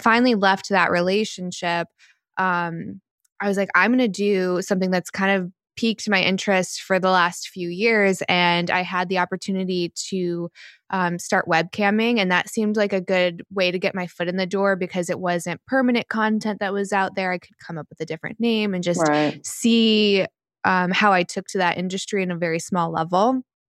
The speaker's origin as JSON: {"language": "English", "region": "North Carolina", "country": "United States", "said": "31, about to be 32, and North Carolina."}